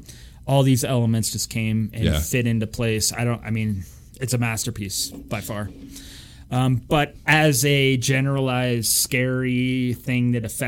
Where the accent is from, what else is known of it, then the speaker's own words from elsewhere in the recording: Ridgway, United States; I grew up in kind of a rural community.